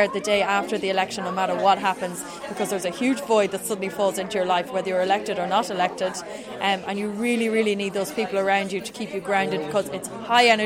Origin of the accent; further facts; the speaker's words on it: Drogheda, Leinster, Ireland; I'm from Drogheda, County Meath